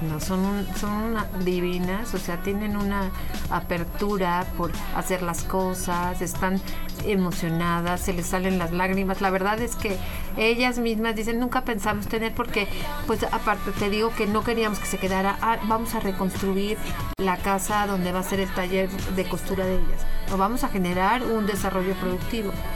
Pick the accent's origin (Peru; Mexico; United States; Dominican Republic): Mexico; nosotros como mexicanos